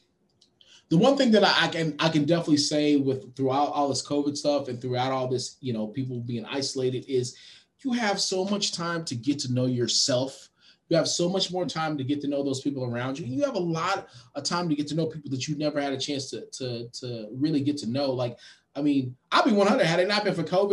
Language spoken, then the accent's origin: English; Austin, Texas, United States; my hometown